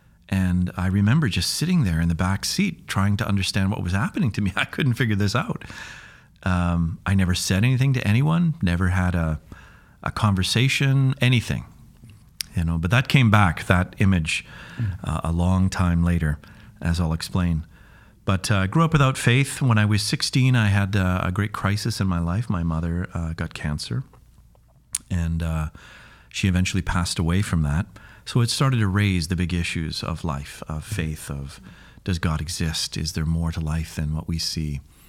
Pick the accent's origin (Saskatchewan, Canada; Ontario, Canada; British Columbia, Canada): British Columbia, Canada; Kamloops; also born or lived in Duncan; I was born in Vancouver Island, a little place called Duncan, and grew up in the interior in Kamloops.